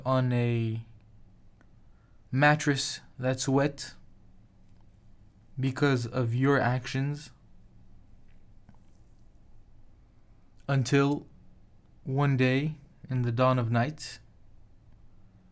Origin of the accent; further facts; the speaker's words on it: Casablanca, Casablanca-Settat, Morocco; moved away; my hometown of Casablanca and family